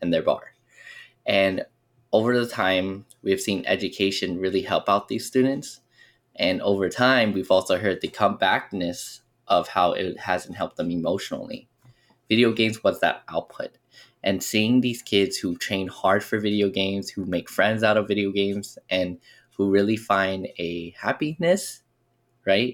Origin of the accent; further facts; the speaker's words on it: Las Vegas, Nevada, United States; we grew up here in Las Vegas